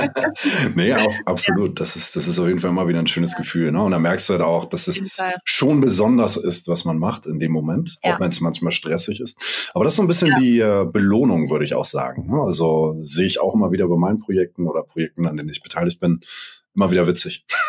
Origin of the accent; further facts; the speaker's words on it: Hamburg, Germany; ich bin ja Hamburger und bei uns regnet regnet das oft